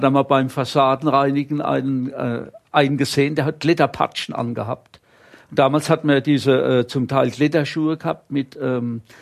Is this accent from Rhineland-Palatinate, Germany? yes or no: yes; Rhineland-Palatinate, Germany; also born or lived in Bohemian Switzerland, Czech Republic; ich bin kein geborener Pfälzer, muss man sagen, obwohl jetzt von der, von der Sprache her und allem und vom Herzblut bin ich natürlich Leib- und Seelpfälzer, aber geboren bin ich im, im Elbsandsteingebirge.